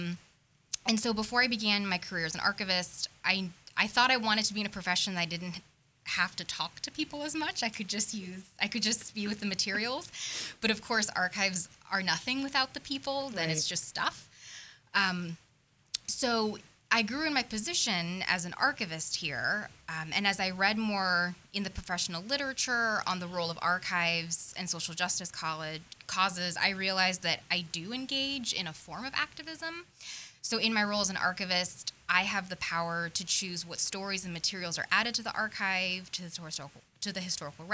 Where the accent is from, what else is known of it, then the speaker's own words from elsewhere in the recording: Tucson, Arizona, United States; I grew up in Tucson, Arizona, which is a fairly liberal city